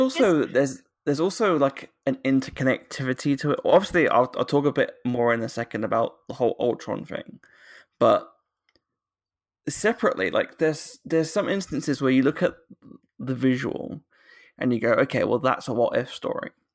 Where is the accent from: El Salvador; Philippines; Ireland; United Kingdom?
United Kingdom; accent: British